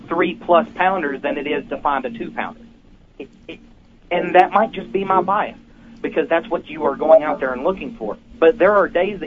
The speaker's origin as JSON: {"language": "English", "region": "West Virginia", "country": "United States", "said": "I'm from the Ohio River, but I'm from West Virginia. I'm right where West Virginia, Kentucky, and Ohio come together."}